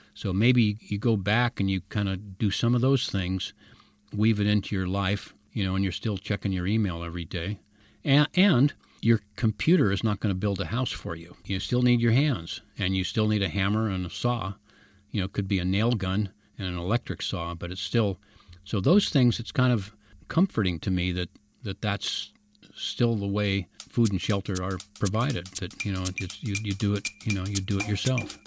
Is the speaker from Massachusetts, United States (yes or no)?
no; San Francisco, California, United States; also born or lived in Mill Valley; I was born in San Francisco. I went to high school in the Haight Ashbury